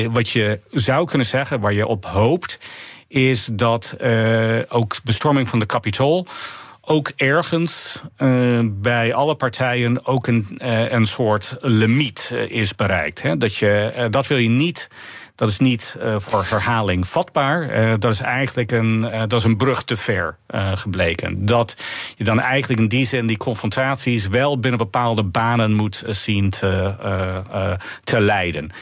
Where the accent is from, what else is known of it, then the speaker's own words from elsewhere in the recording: United States; Dutch is a second language; moved away as an adult; also born or lived in Orange City; now in Amersfoort, Netherlands; mijn betrokkenheid met mijn geboorteland